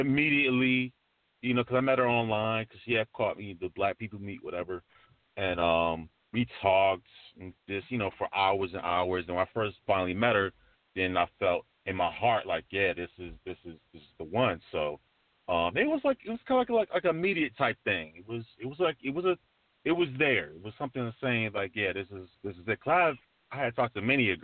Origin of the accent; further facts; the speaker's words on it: New York, United States; I'm from New York too